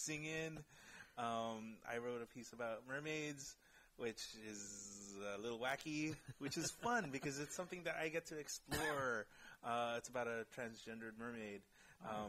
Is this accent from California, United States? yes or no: yes; Bay Area, California, United States; also born or lived in Monterey, California; I grew up here. I was born in Monterey, California